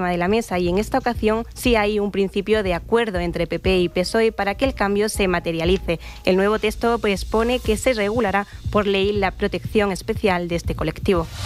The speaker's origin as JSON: {"language": "Spanish", "town": "Córdoba", "region": "Andalusia", "country": "Spain", "said": "Sí, yo hoy me he sentido muy orgullosa de ser cordobesa."}